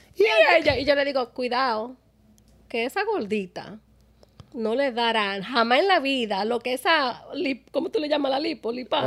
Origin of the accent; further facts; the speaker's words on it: Dominican Republic; moved away; Yo soy dominicana